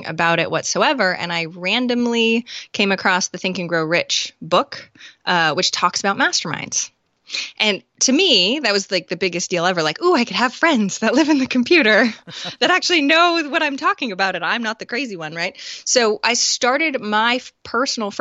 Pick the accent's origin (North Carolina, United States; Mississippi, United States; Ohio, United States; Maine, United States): Maine, United States; also born or lived in Rochester, New York; So I moved from RIT to Maine because I'm from Maine